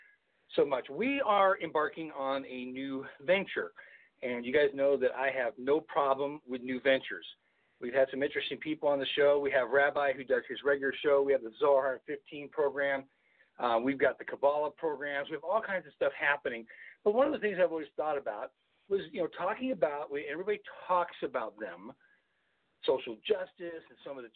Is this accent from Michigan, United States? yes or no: no; Southern California, United States; I grew up in Southern California